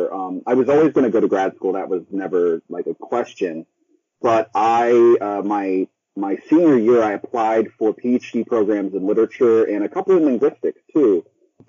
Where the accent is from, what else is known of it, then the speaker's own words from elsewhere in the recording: Parker, Colorado, United States; moved away as an adult; also born or lived in Greeley, Colorado / Columbia, South Carolina; now in Maryville, United States; I grew up about 20 minutes outside of town